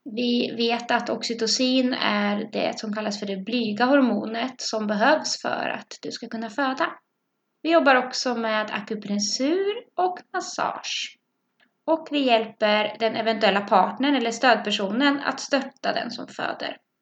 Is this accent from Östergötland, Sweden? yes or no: yes; Norrköping, Östergötland, Sweden; accent: Östgötsk; also born or lived in Bromma; now in Stockholm, Sweden; Jag kommer från Norrköping, så om det är en pipig östgötsk röst ni hör, då är det jag som pratar